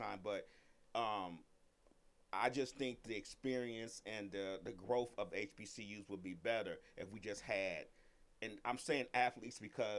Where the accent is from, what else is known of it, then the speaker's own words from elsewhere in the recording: Chicago, Illinois, United States; I'm from Chicago. I went to University of Illinois.